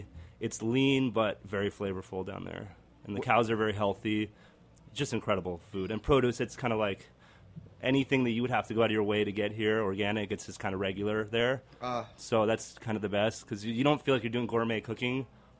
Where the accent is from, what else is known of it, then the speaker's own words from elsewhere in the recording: Argentina; now in United States; I'm from Argentina, so we have asado down there.